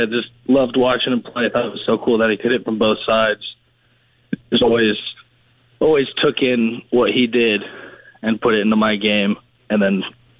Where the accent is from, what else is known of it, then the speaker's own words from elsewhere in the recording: Georgia, United States; moved away as an adult; also born or lived in California; now in Texas, United States; So, I was born in California, moved to Georgia when I was young, grew up there the majority of my life, and then just recently moved to Texas. And I currently go to college in Georgia for Point University.